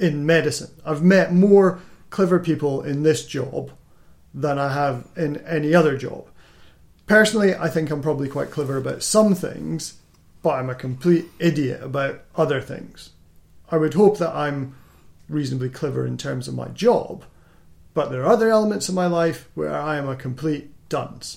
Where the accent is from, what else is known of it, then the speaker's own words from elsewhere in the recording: Scotland, United Kingdom; I'm from Scotland, so our, our education system's slightly different